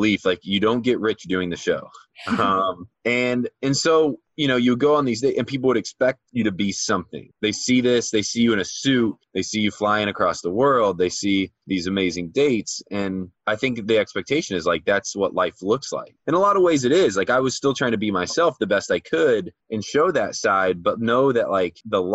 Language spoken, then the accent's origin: English; Midwest, United States; growing up in the Midwest